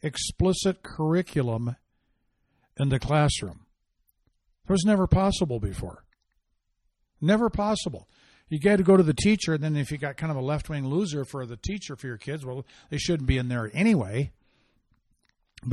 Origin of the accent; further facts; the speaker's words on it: Michigan, United States; Grand Valley State University in Ottawa County, Michigan, my home state